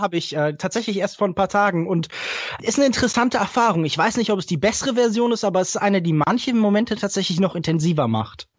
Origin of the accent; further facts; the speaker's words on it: Heidelberg, Baden-Württemberg, Germany; ich komme ja aus Heidelberg